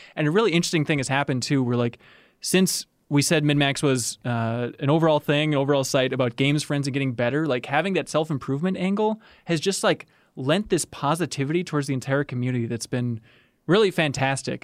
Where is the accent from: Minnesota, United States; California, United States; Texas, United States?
Minnesota, United States; I'm in Minnesota. I'm from Minnesota